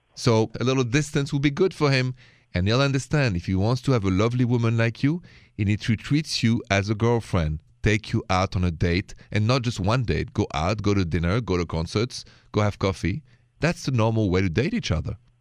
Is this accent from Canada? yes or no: no; Paris, Île-de-France, France; accent: French; English is a second language; moved away; my accent is French.